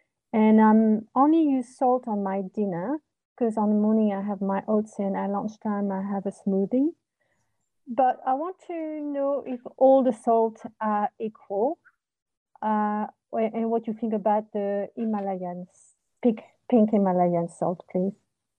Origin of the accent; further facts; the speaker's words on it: Auckland, New Zealand; I'm from Auckland, New Zealand.